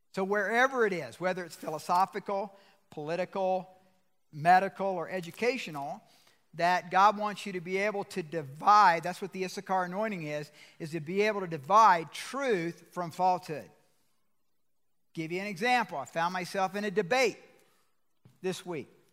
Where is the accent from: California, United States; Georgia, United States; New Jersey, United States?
Georgia, United States; I'm from Georgia